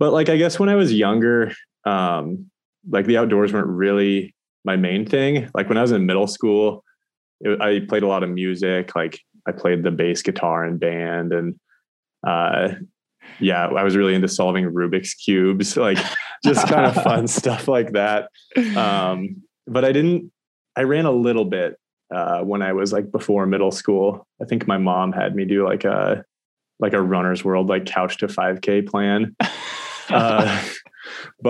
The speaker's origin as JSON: {"language": "English", "town": "Missoula", "region": "Montana", "country": "United States", "tie": "born or raised there", "also_born_or_lived": "Boulder, Colorado", "said": "I grew up in Missoula, Montana, and I live here now."}